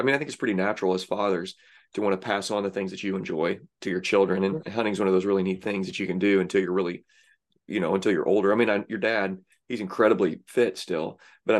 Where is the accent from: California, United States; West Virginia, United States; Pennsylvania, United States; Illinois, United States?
Illinois, United States; Southern; I grew up in Southern Illinois.